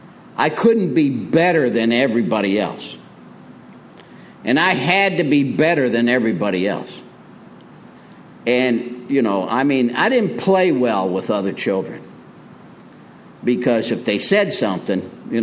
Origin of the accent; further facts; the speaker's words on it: Springfield, Illinois, United States; moved away as an adult; also born or lived in Miami, Florida / Pompano Beach, Florida; now in Prescott, United States; I was born in 1952 in Springfield, Illinois, and alongside the cornfields, and in the 50s as a kid